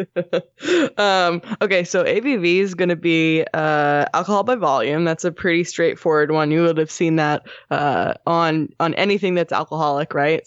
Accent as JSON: {"language": "English", "region": "Southern New Jersey", "country": "United States", "tie": "born or raised there", "said": "when I was growing up in Southern New Jersey"}